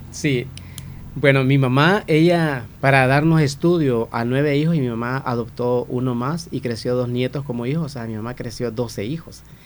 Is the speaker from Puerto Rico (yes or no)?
no; Santa Rosa de Lima, La Unión, El Salvador; nací y crecí en Santa Rosa de Lima